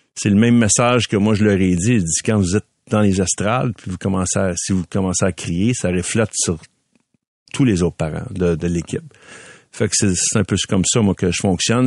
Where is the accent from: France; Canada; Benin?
Canada; Montreal, Quebec; je viens de Ville d'Anjou, fait que mes parents étaient là avec moi.